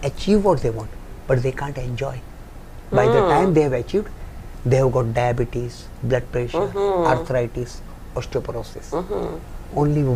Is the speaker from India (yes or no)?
yes; India; I am an Indian boy.